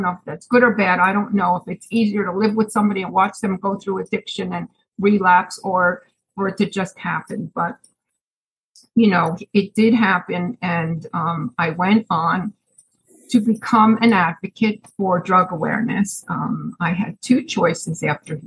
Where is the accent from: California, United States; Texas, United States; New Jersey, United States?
New Jersey, United States; Chatham; moved away as an adult; now in Pennsylvania, United States; I'm originally from Chatham, New Jersey. I moved up to Pennsylvania recently